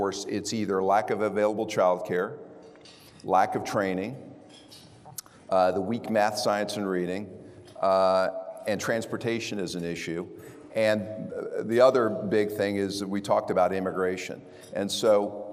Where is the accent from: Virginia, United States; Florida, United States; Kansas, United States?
Kansas, United States; Prairie Village; moved away as an adult; now in Dallas, United States; I'm from Kansas.